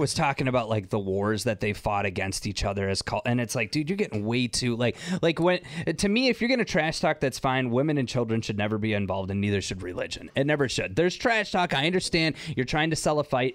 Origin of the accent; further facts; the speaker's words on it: Detroit, Michigan, United States; I was born in Detroit.